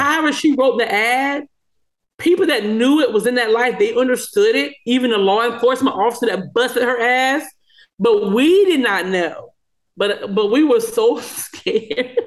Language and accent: English; small town in South Carolina, United States; moved away; where I'm from, which is a small town in South Carolina